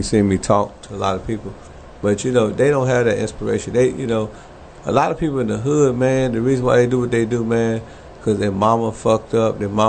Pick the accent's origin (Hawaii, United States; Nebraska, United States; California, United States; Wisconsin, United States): Wisconsin, United States; Milwaukee; You know, I'm from Milwaukee. I'm from a small ass town, but you know, we did it big, man.